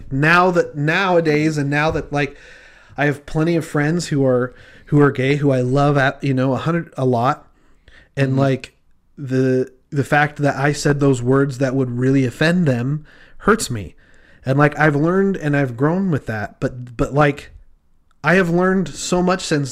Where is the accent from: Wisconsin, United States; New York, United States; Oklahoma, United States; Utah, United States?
Utah, United States; I grew up in Utah